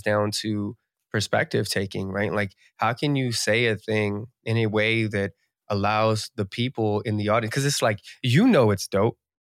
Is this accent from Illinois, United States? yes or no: no; New Jersey tri-state area, United States; I'm from the East Coast, I'm from the Jersey tri-state area, so, like, Jersey